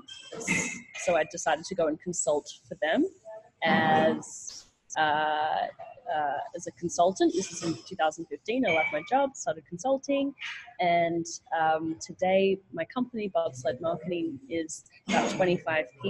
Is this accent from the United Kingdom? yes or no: no; Australia; moved away as an adult; also born or lived in New York, United States; I'm from Australia